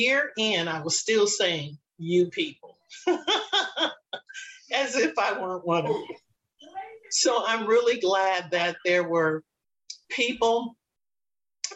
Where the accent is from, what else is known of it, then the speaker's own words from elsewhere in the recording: Los Angeles, California, United States; I was born and raised in Los Angeles